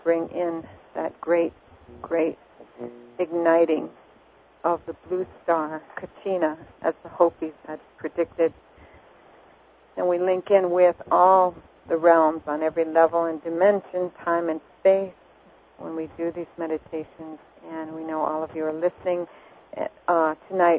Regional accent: Montreal, Quebec, Canada; I love Canada. I was born there.

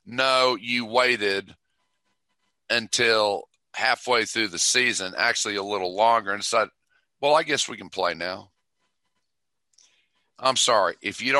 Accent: Ohio, United States; I was born in Ohio, so I am a Buckeye to a degree.

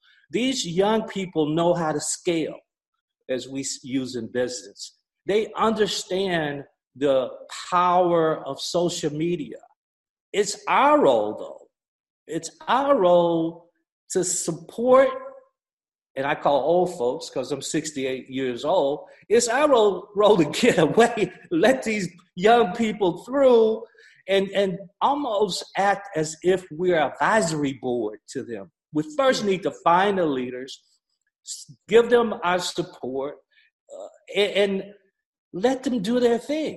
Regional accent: Gadsden, Alabama, United States; moved away as an adult; also born or lived in Tennessee; I grew up in Gaston, Alabama, 1952

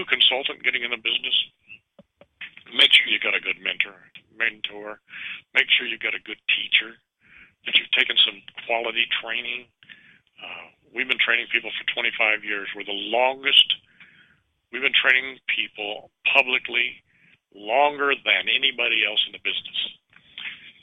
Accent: Richmond, California, United States; I grew up in Richmond, California

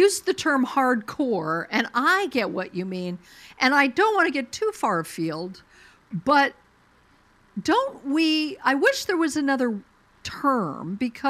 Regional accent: Colorado, United States; moved away; I don't even live in Colorado anymore, but Colorado's my home state.

